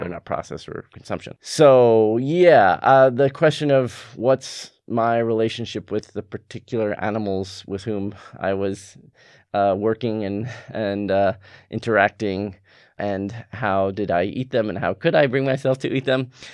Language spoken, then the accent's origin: English; California, United States; moved away; also born or lived in North Carolina; I grew up in California